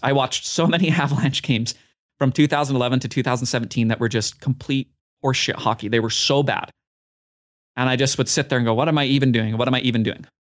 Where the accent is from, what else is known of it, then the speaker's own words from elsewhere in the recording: Utah, United States; my home state